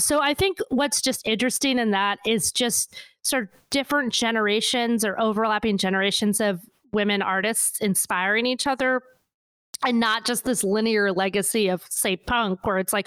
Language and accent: English; New England, United States; I'm from New England.